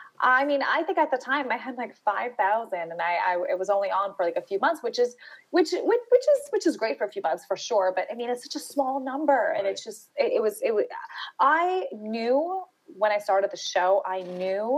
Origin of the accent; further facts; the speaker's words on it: New York City, New York, United States; I grew up in Brooklyn, New York